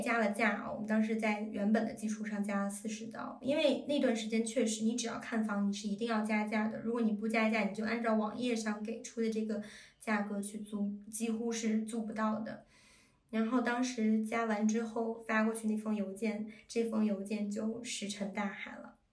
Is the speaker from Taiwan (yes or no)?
no; China; moved away; 我们中国人